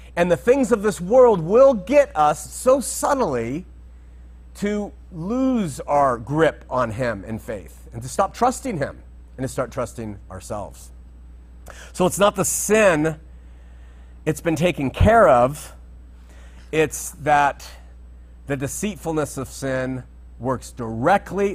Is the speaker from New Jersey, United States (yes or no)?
no; Southern California, United States; growing up in Southern California